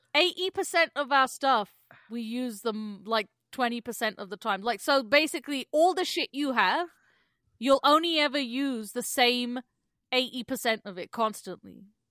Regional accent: England, United Kingdom; now in Canada; growing up in England

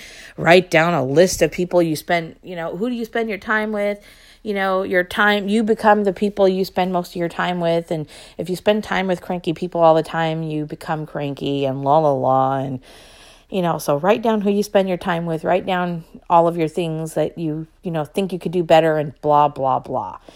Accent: Long Beach, California, United States; moved away as an adult; I was born in Long Beach

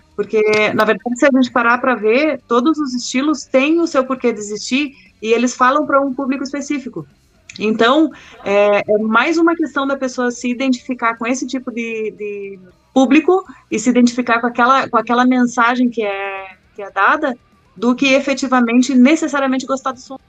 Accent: interior of Rio Grande do Sul, Brazil; moved away; Eu sou do Rio Grande do interior do Rio Grande do Sul, entendeu? E então, assim, lá não tem um, um na época, pelo menos que eu morava lá

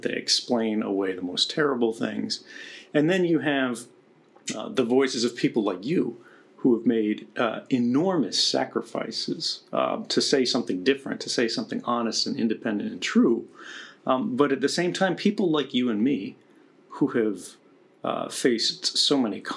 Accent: United States; now in Russia

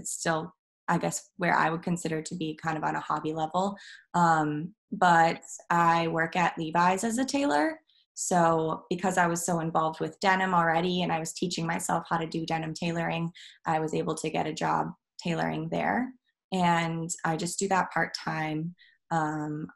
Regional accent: Midwest, United States; now in Brooklyn, United States; I'm from the Midwest

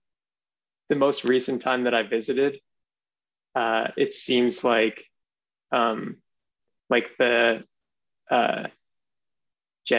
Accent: Grand Falls-Windsor, Newfoundland and Labrador, Canada; moved away as an adult; also born or lived in Burin, Newfoundland; now in British Columbia, Canada; I was born in Buren, and then when I was three, we moved to Grand Falls, Windsor, and then I stayed there until I was 21

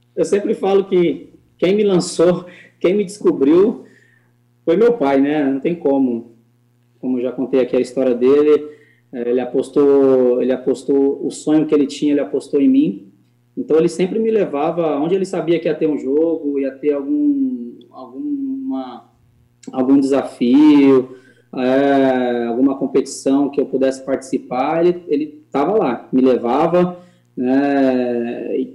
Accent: São Paulo, Brazil; moved away as an adult; also born or lived in Paris, France; now in London, United Kingdom; saí de São Paulo, que é a cidade onde eu nasci, onde eu fui criado, onde eu tenho meus meus familiares

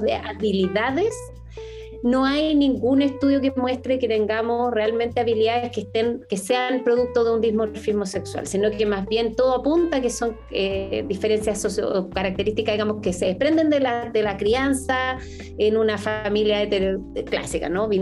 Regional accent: Chile; somos el país de Latinoamérica más envejecido

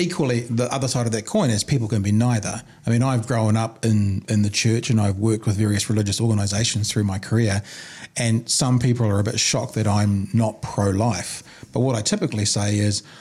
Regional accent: New Zealand; I'm a New Zealander

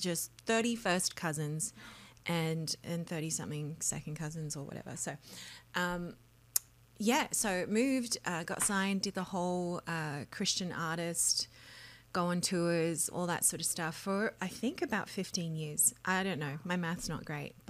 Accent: Australia; now in Nashville, United States; I was raised in Australia in a full-time music ministry called Endless Praise

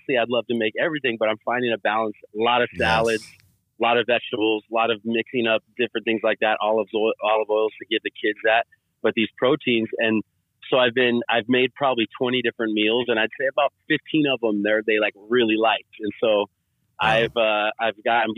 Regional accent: Sacramento, California, United States; also born or lived in Bay Area; I grew up in Sacramento

